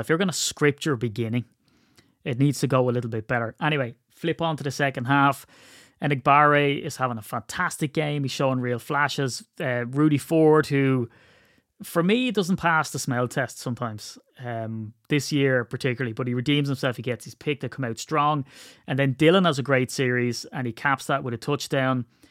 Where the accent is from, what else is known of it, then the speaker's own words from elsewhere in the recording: Ireland; I'm Irish